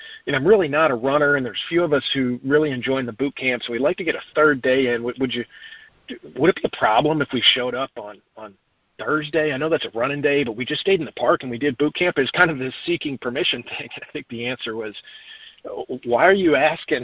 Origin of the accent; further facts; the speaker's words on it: Dallas, Texas, United States; now in Fort Mill, United States; I'm from Dallas originally. I moved out here from Dallas